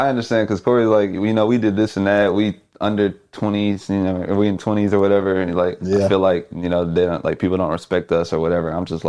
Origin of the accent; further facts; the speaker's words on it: Houston, Texas, United States; Yeah, so back home, I'm from Houston.